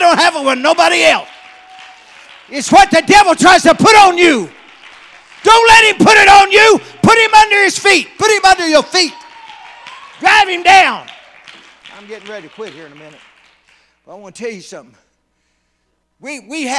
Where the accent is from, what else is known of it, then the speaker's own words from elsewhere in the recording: North Carolina, United States; I come from North Carolina. It's called the Tar Heel State.